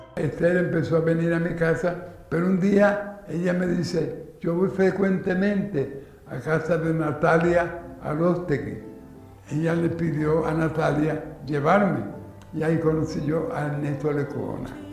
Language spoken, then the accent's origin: Spanish; Santiago de Cuba, Cuba; Nací en Santiago de Cuba un 26 de julio de 1923 en la calle Rastro